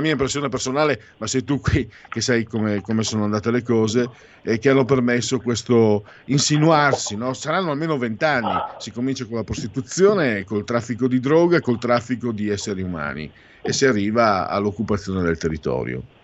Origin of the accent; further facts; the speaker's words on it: Italy; dalle mie parti, parlo del Friuli, Pordenone, Treviso